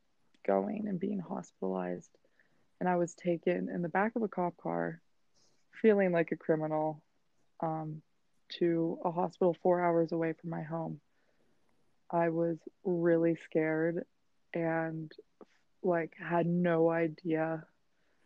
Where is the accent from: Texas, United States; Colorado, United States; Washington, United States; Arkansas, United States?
Colorado, United States; Steamboat Springs; moved away as an adult; now in New York City, United States; I'm from Steamboat Springs, Colorado